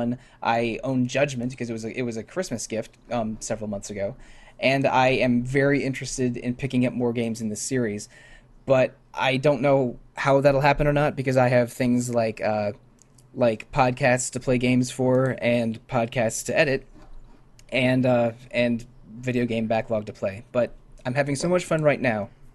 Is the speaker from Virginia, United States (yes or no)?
yes; D.C., Virginia suburbs outside of Washington, United States; I grew up in the Virginia suburbs outside of Washington, D.C.